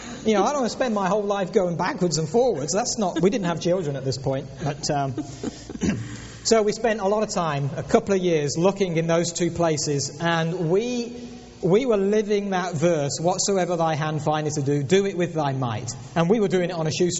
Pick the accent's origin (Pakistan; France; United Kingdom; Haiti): United Kingdom; England; moved away; also born or lived in Lutterworth, England; we were born and raised in England